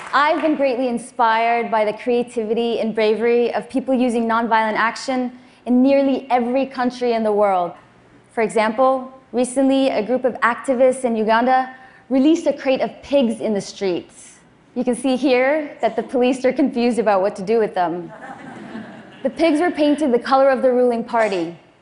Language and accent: English; Afghanistan; I was born in Afghanistan, just six months after the Soviets invaded